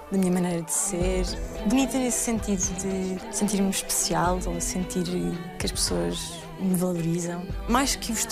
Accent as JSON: {"language": "Portuguese", "country": "Portugal", "said": "de ser portuguesa. Eu não acho que sou melhor que ninguém e não foi assim que os meus pais me educaram."}